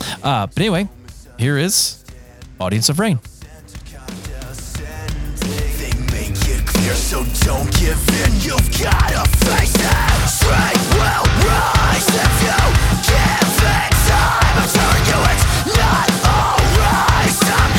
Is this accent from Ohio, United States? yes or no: yes; Akron, Ohio, United States; born there; I was born in Akron, and I've spent many, many years around the way at like grandpa's card shop